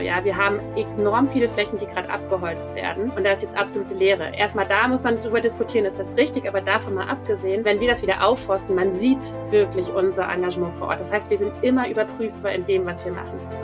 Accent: near the Wendland, Gorleben, Lower Saxony, Germany; now in Berlin, Germany; Ich komme aus der Nähe vom Wendland, Gorleben, Anti-Atomkraftbewegung. Das ist sozusagen auch immer etwas, mit dem ich groß geworden bin

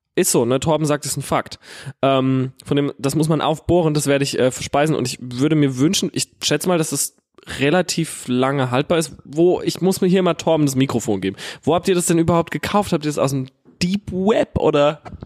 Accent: Herxheim, Rhineland-Palatinate, Germany; ich komme ja aus Herxheim

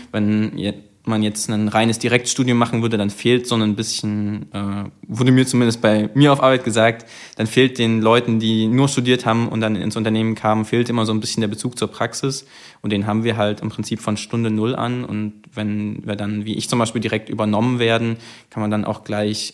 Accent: Leipzig, Saxony, Germany; moved away as an adult; now in Zittau, Germany; ich komme ja ursprünglich aus Leipzig

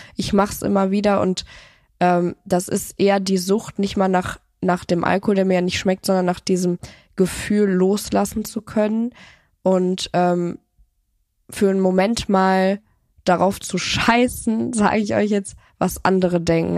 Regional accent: Cologne, North Rhine-Westphalia, Germany; ich komme ja aus Köln

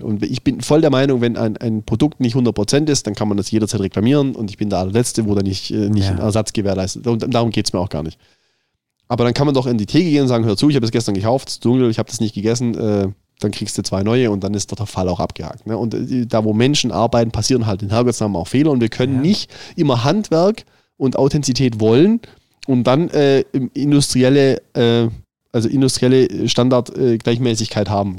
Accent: Southern Germany, Germany; Ich, als als Süddeutscher

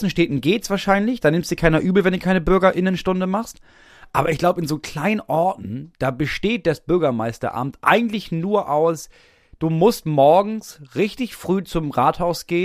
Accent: Stuttgart, Baden-Württemberg, Germany; so, und da bin ich als Stuttgarter

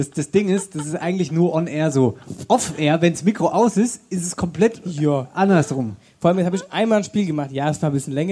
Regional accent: Wetterau, Hesse, Germany; Ja, ja, das ist so bei uns in der Wetterau.

